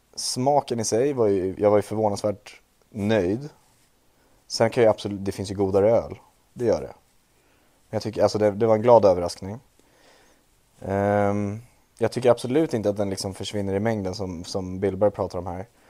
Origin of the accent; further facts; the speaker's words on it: Trollbäcken, Stockholm County, Sweden; från Trollbäcken, där jag är ifrån